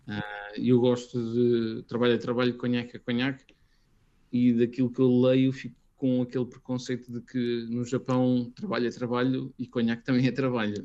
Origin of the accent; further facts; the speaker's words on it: Portugal; also born or lived in Brazil / Northern Europe; a familiaridade de estar a falar português, conhecer a minha terra